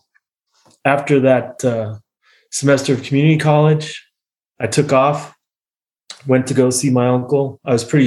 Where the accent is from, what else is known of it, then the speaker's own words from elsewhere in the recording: United States; moved away as an adult; also born or lived in Munich, Germany; as an American